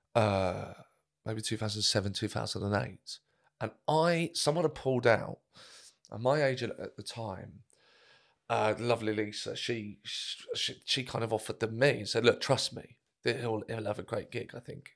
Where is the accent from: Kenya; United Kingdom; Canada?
United Kingdom; Brighton, South East England; my hometown, Bryce, uh, Theatre Royal